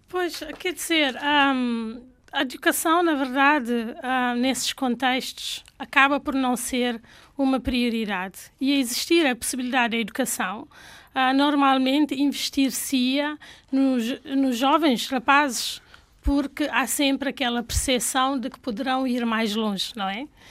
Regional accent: Canchungo, Cacheu, Guinea-Bissau; first language Fula; Portuguese is a second language; moved away; nasci em Canchungo

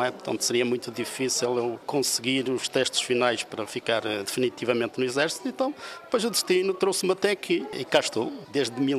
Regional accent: Portugal; Primeiro somos portugueses, devemos sentir orgulho, e depois temos uma responsabilidade acrescida que é de dignificar o nosso país, portanto, de ser a imagem do nosso país fora.

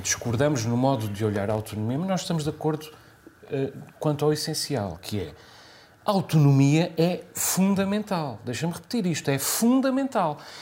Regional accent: Azores, Portugal; nós não somos portugueses de segunda

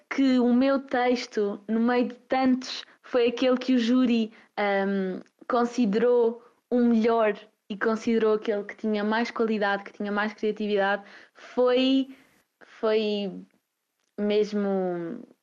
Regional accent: Covilhã, Castelo Branco, Portugal; tenho 15 anos, sou da Covilhã e estou neste momento no nono ano na Escola Básica de São Domingos.

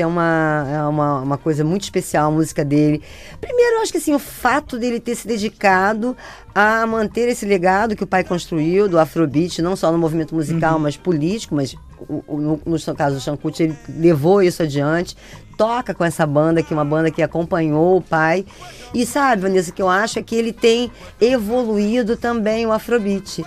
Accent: Brazil; eu sou brasileiro, gosto muito da música brasileira

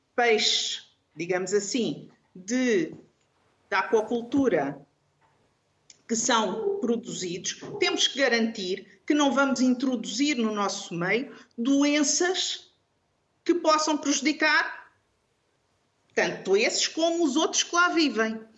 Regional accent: Algarve, Portugal; eu sou algarvia

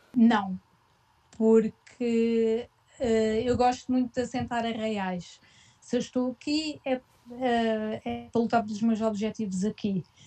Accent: Portugal; now in Gütersloh, Germany; Não é como em Portugal, pelo menos de um, de onde eu venho

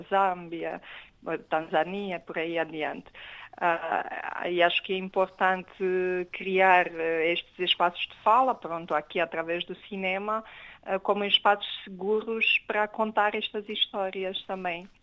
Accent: Romania; moved away; no caso da, da Romênia, eu sou romeno

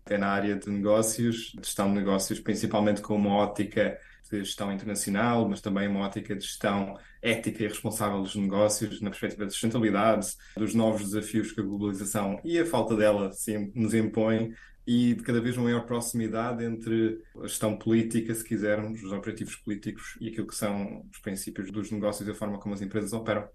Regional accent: Azores, Portugal; moved away as an adult; also born or lived in Brussels; now in Boston, United States; sendo açoriano

